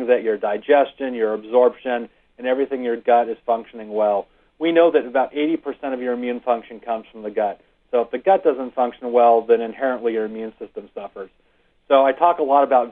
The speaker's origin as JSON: {"language": "English", "town": "Rancho Cucamonga", "region": "California", "country": "United States", "tie": "born or raised there", "said": "I grew up in Rancho Cucamonga, which is not far from Irvine"}